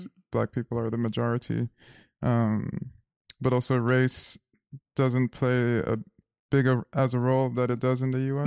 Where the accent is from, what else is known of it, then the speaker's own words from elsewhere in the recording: Zimbabwe; moved away as an adult; also born or lived in New York City, United States; now in United States; growing up in Zimbabwe, I was always told, you're not Zimbabwean, you're American because you're born there.